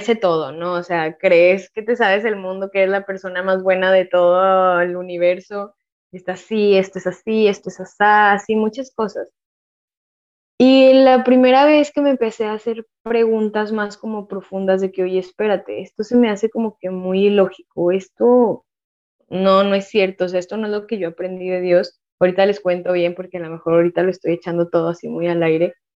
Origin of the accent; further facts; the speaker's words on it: Monterrey, Nuevo León, Mexico; also born or lived in San Luis Potosí; yo nací en San Luis Potosí. Yo ya en... O sea, la verdad, yo soy de Monterrey. Digo más que soy de Monterrey, aunque nací en San Luis, porque realmente yo con mi familia nuclear nos fuimos a vivir a Monterrey cuando yo tenía bueno, cuando yo estaba en segundo de kinder